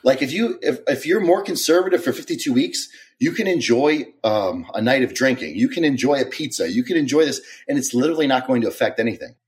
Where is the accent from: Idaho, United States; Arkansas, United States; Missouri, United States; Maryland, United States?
Maryland, United States; I am from, uh, Maryland. I had an interesting childhood.